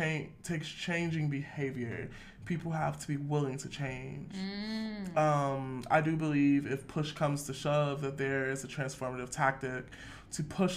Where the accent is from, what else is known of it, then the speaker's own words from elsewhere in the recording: Detroit, Michigan, United States; I'm from Detroit